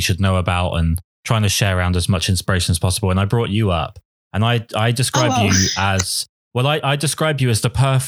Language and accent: English; England, United Kingdom; I am English